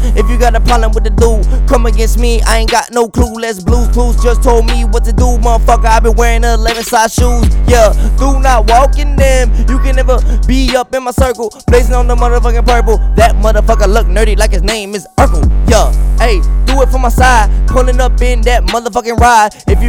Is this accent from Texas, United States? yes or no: yes; Texas, United States; I'm from Texas, but I know snow like 2007.